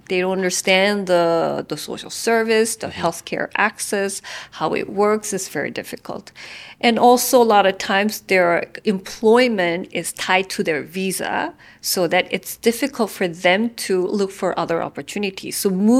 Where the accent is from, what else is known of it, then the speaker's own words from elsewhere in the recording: South Korea; now in Vietnam; I'm actually a migrant worker because I'm from Korea. I work in Vietnam.